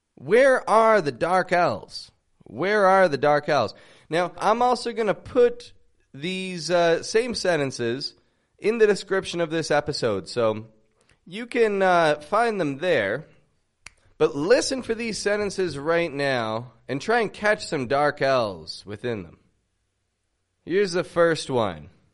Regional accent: Toronto, Ontario, Canada; I'm from Toronto, Canada

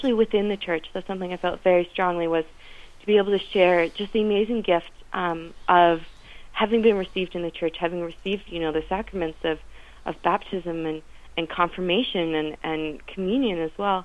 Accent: east coast of Canada, Atlantic Canada, Canada; moved away as an adult; now in Ireland; I grew up on the east coast of Canada

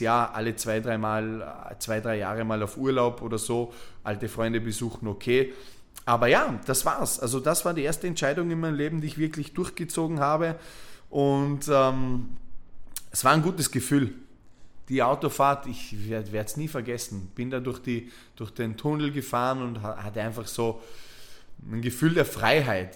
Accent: Vorarlberg, Austria; moved away as an adult; weg aus Vorarlberg, weg aus, diesem, aus dieser Stadt, in der du aufgewachsen bist

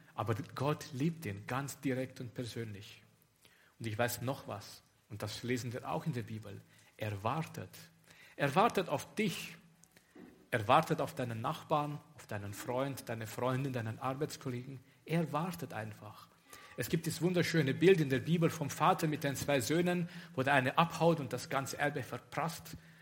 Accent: Romania; moved away as an adult; ich komme aus Rumänien

